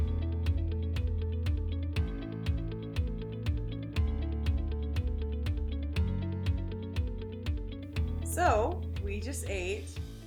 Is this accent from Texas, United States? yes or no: yes; Texas, United States; I'm from Texas